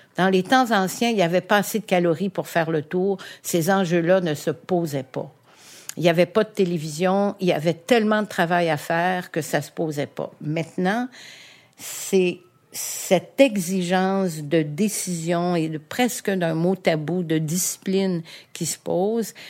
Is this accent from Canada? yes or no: yes; Montreal, Quebec, Canada; also born or lived in Huntingdon, Quebec; je suis née à Verdun